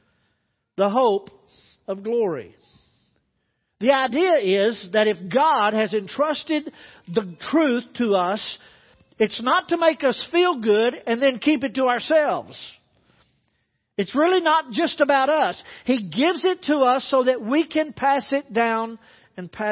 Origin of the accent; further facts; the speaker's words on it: the Bible Belt, United States; Growing up in the Bible Belt